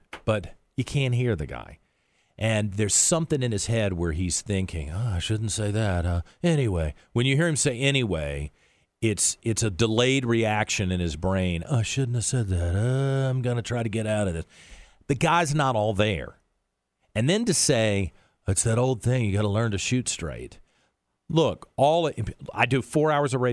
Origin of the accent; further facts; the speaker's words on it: United States; as an American by myself over there representing a company